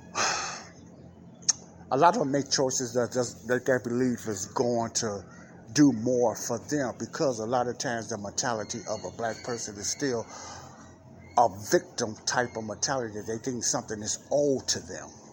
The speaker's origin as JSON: {"language": "English", "town": "Chicago", "region": "Illinois", "country": "United States", "tie": "born or raised there", "said": "here in Chicago, my hometown"}